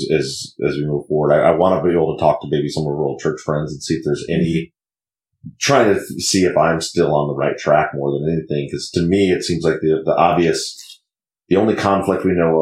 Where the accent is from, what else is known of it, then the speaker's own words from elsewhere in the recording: Michigan, United States; moved away; I'm from Michigan, so in Michigan we don't grow anything in the wintertime